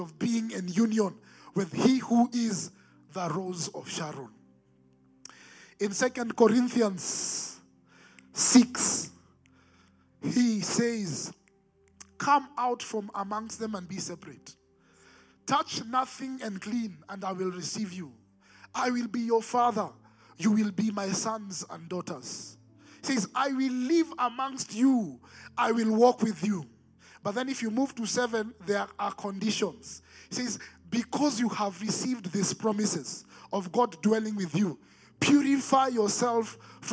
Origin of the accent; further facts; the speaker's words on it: Nairobi, Kenya; growing up in Nairobi, Eastlands